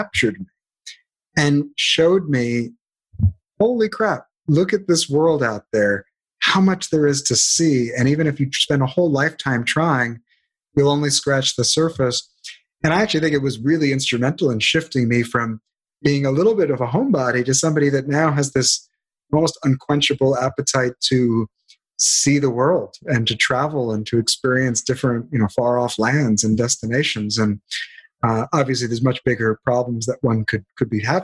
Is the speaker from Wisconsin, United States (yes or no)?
no; New York City, New York, United States; now in California, United States; I grew up in Brooklyn, New York